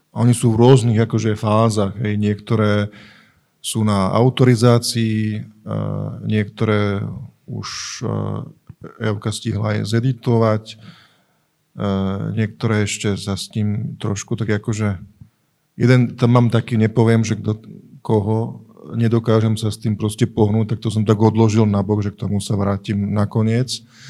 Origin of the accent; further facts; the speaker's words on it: Trnava, Trnava Region, Slovakia; u nás v Trnave, alebo aj u Brania v Trnave, e, sa tak hovorí, že keď chceš vezeť veľké veci, opýtaj sa malých dzeci